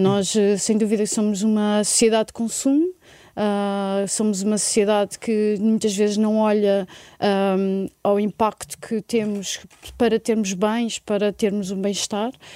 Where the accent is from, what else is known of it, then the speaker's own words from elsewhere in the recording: Portugal; na nossa identidade, eh, na nossa construção como portugueses